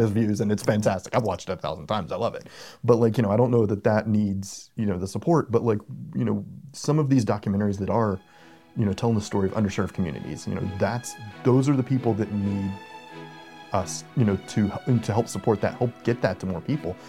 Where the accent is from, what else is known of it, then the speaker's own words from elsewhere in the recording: Charlotte, North Carolina, United States; moved away; I'm originally from Charlotte